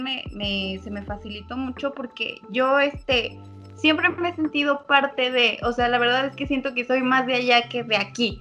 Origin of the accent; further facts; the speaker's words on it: State of Mexico, Mexico; now in Zumpango, Mexico; nosotros somos del Estado de México